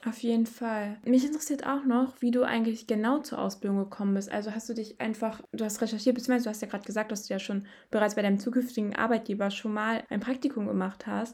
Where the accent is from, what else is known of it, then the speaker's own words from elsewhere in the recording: Bottrop, North Rhine-Westphalia, Germany; ich komme aus Bottrop